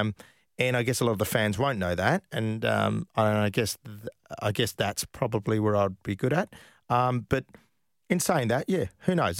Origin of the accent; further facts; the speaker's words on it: Perth, Western Australia, Australia; moved away; I came from Perth